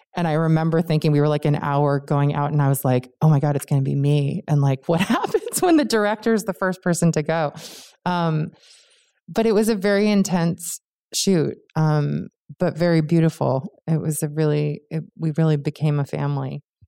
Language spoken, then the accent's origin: English; Cambridge, Massachusetts, United States; I grew up in Cambridge, Massachusetts